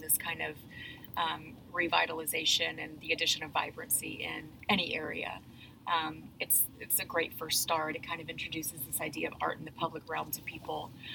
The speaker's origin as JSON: {"language": "English", "town": "Nashville", "region": "Tennessee", "country": "United States", "tie": "born or raised there", "moved": "yes", "lives_now": "Fayetteville, United States", "said": "I grew up in Nashville, Tennessee"}